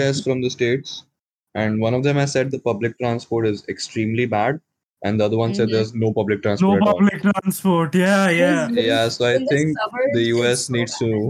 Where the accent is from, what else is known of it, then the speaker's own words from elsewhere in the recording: Bihar, India; First of all, I'm from Bihar.